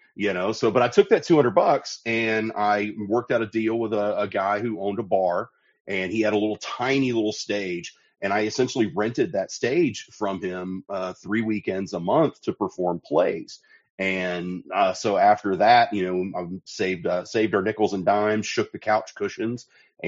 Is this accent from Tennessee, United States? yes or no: yes; Sparta, Tennessee, United States; I was born in a little town called Sparta, Tennessee. It's the dead middle of the state and the dead middle of nowhere. It's right between Knoxville and Nashville. Grew up there